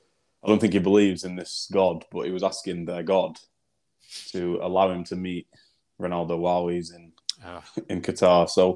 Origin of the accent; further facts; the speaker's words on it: South Africa; I'm actually South African.